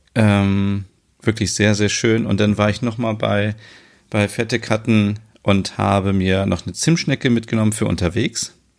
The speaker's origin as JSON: {"language": "German", "country": "Germany", "said": "bei uns in Deutschland zum Beispiel, in Frankfurt"}